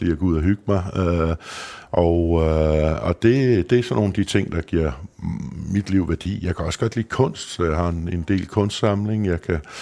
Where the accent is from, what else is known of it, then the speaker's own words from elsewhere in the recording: Løgstrup, Central Denmark Region, Denmark; also born or lived in Copenhagen; der gik jeg faktisk hele min opvækst i, i, i Lykstrup der, som er en lille landsby øh, mellem Viborg og Skive